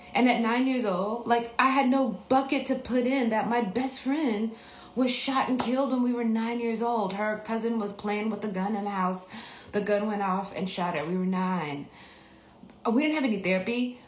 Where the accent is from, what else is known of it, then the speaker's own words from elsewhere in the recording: Biloxi, Mississippi, United States; moved away; I'm from Mississippi